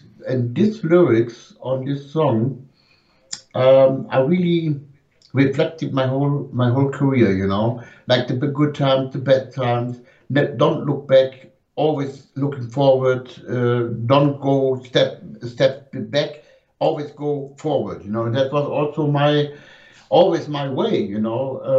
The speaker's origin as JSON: {"language": "English", "country": "Germany", "first_language": "German", "second_language": "English", "said": "German language is very hard, you know, and the words are coming out different."}